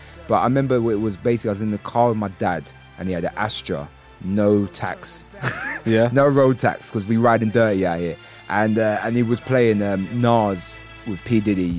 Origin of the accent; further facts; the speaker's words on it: London, United Kingdom; because I grew up with grime, I come from East London.